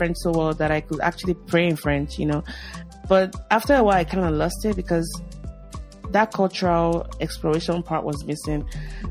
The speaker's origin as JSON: {"language": "English", "region": "Lagos", "country": "Nigeria", "tie": "born or raised there", "moved": "as an adult", "lives_now": "United States", "said": "So growing up in Lagos, I grew up in Lagos, Nigeria."}